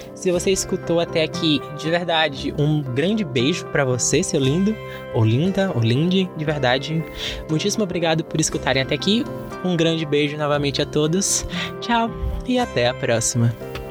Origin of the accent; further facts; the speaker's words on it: Bahia, Brazil; eu sou baiano. Eu sou aqui do Nordeste